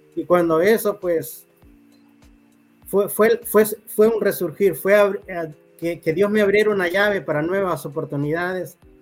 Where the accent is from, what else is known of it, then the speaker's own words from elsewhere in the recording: Talanga, Francisco Morazán, Honduras; now in San Francisco de Yojoa, Honduras; Yo nací en Talanga, Francisco Morazán. Ok. Eh, ya tengo varios años, varias décadas residiendo aquí en San Francisco de Ijoa.